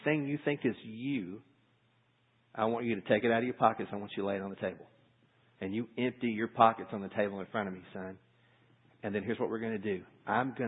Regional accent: United States; as American Christians, as Western Christians

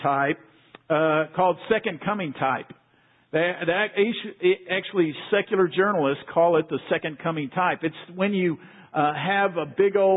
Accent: Waco, Texas, United States; I grew up in Waco, not far from here. I've been a Central Texas boy all my life.

